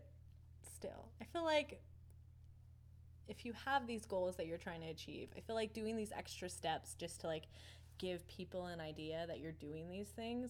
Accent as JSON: {"language": "English", "country": "United States", "said": "We're American, by the way."}